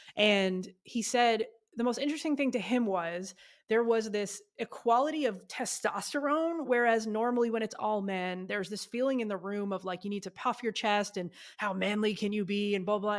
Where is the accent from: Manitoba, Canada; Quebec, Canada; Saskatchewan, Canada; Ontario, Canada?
Ontario, Canada; Ottawa; moved away as an adult; now in United States; my hometown, Ottawa, Canada